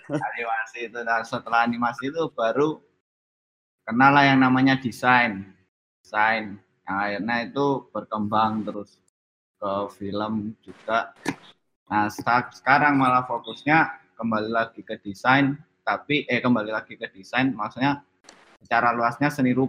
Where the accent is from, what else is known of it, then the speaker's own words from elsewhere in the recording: Surabaya, East Java, Indonesia; now in Yogyakarta, Indonesia; Saya asalnya Surabaya, tapi saat ini tinggal di Yogyakarta.